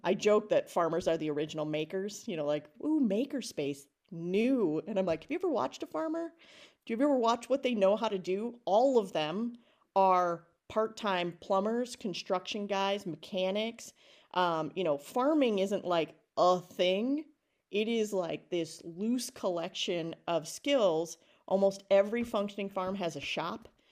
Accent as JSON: {"language": "English", "town": "Alma Center", "region": "Wisconsin", "country": "United States", "tie": "born or raised there", "also_born_or_lived": "Philadelphia", "moved": "as an adult", "said": "I grew up in Alma Center, Wisconsin, population four hundred and fifty-four when I was a kid"}